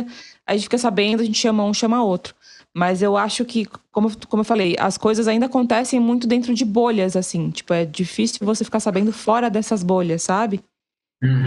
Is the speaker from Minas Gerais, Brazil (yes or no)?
no; Guarulhos, São Paulo, Brazil; sou de Guarulhos, a vida inteira em Guarulhos. Só que eu nasci, assim, nasci no Hospital Bom Clima, né? Mas eu nasci e fui criada ali na Vila Fátima